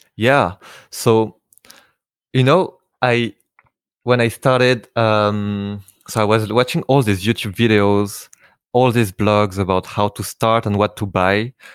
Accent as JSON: {"language": "English", "town": "Paris", "region": "Île-de-France", "country": "France", "tie": "born or raised there", "said": "I have a Vietnamese name, uh, but I was born and raised in Paris, in France"}